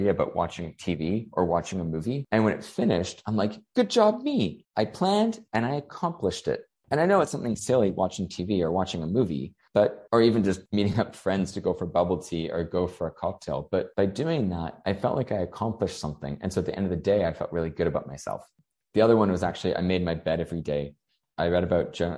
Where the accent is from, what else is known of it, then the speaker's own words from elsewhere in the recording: Canada; moved away as an adult; also born or lived in Hong Kong; now in Australia; I'm from Canada, and so I'm living in Australia.